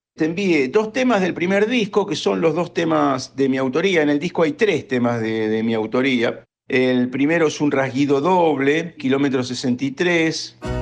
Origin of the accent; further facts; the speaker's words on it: Lomas de Zamora, Buenos Aires Province, Argentina; soy de Lomas de Zamora, nací en Lomas de Zamora, criado en Lomas de Zamora